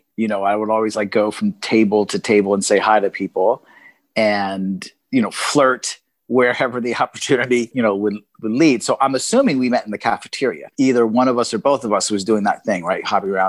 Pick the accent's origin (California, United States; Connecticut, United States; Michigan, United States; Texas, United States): California, United States; also born or lived in New Jersey; Actually was the year that I moved back to Los Angeles, because I'm originally from California. So that was my last year in New Jersey.